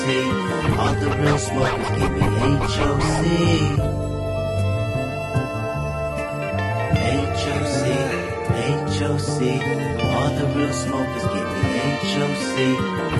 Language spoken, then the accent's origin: English; California, United States; I'm from Cali